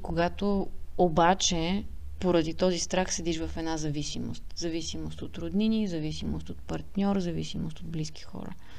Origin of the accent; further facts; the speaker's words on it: Sofia, Sofia City, Bulgaria; moved away as an adult; also born or lived in England; now in United Kingdom; израствайки тук в София